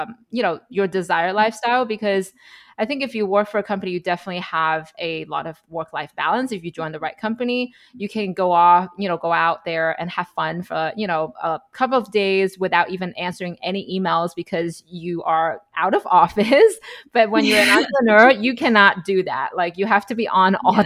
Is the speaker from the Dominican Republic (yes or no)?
no; China; moved away as an adult; now in United States; We're both immigrants from China. We moved to the US as an adult.